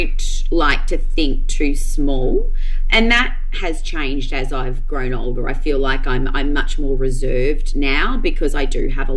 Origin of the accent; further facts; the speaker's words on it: Noosa Heads, Queensland, Australia; moved away; also born or lived in Melbourne; I grew up in Noosa, moved to Melbourne